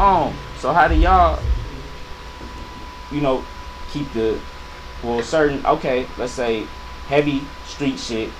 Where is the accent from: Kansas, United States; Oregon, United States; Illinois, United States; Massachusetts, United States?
Illinois, United States; Chicago; moved away; I'm from Chicago.